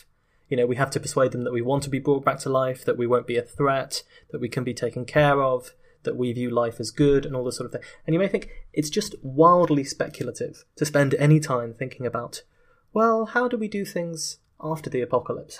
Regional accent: United Kingdom; in my home country of Britain

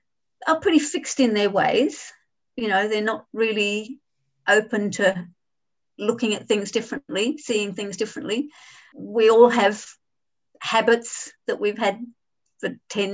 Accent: Adelaide, South Australia, Australia; moved away as an adult; now in Hong Kong; I grew up in Adelaide in Australia

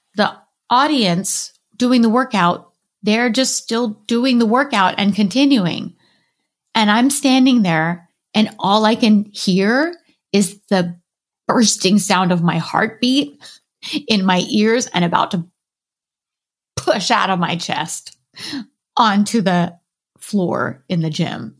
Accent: Southern California, United States; I grew up in Southern California

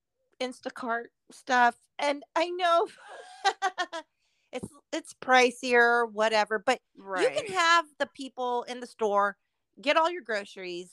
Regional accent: Southern California, United States; moved away; I come from Southern California

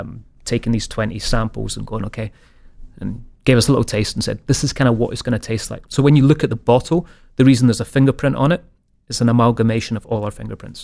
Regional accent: Scotland, United Kingdom; being Scottish

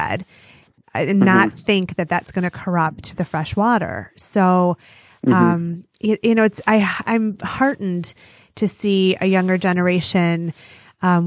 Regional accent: Detroit, Michigan, United States; I grew up in the Metro Detroit area

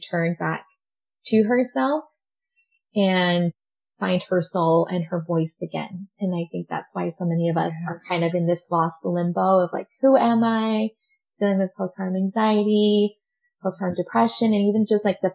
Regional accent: Utah, United States; also born or lived in Montreal, Quebec, Canada; I was raised in Utah

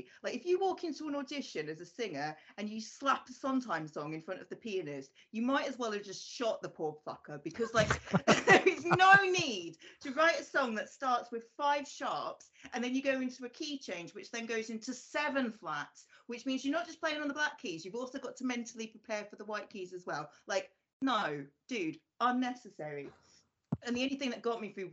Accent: United Kingdom; I grew up just outside of London

